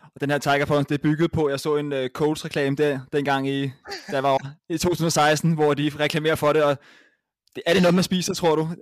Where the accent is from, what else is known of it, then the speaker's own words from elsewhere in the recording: Copenhagen, Capital Region of Denmark, Denmark; Jeg, jeg er fra København